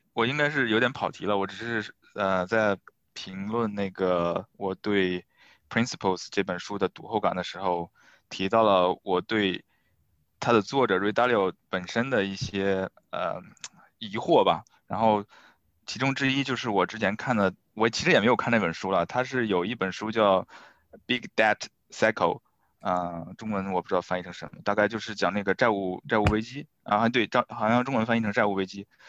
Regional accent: northern China, China; 我是北方人

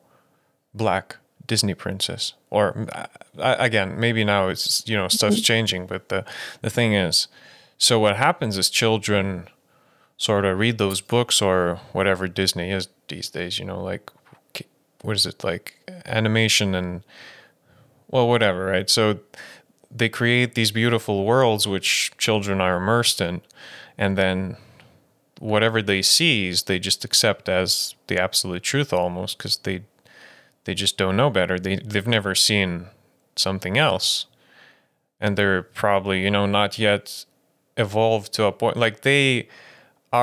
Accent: Lithuania; moved away; I was born in Lithuania. I grew up there

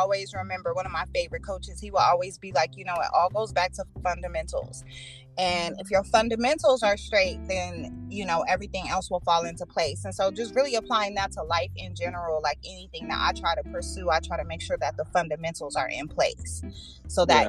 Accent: Aurora, United States; I started a festival in my hometown in Aurora

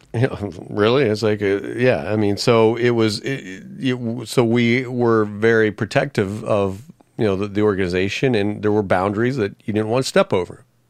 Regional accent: Arlington, Texas, United States; moved away as an adult; also born or lived in Missouri / Detroit, Michigan / Nashville, Tennessee; now in Philadelphia, United States; growing up in Arlington, Texas

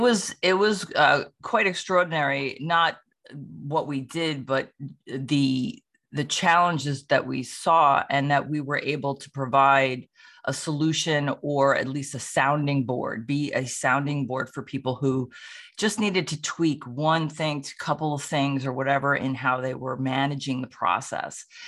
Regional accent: Sleepy Hollow, New York, United States; now in Roxbury, United States; I'm originally from Sleepy Hollow, New York

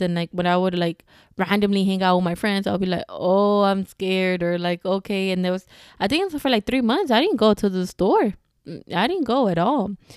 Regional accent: Houston, Texas, United States; I'm from Houston

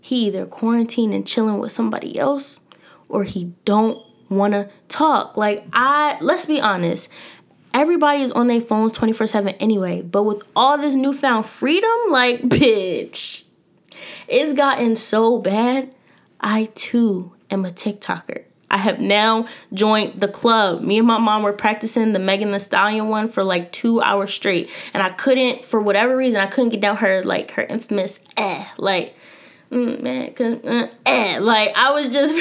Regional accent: Philadelphia, Pennsylvania, United States; I was born and raised here in North Philadelphia

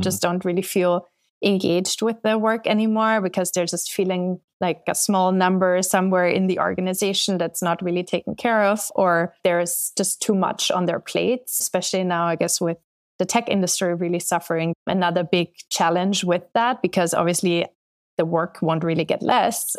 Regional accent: Austria; moved away as an adult; also born or lived in London; now in United States; I'm from Austria

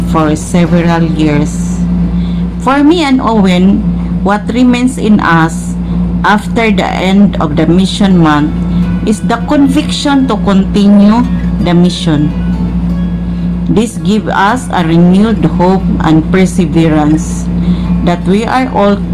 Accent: Cebu City, Central Visayas, Philippines; We are missionary couple from Cebu City, Philippines

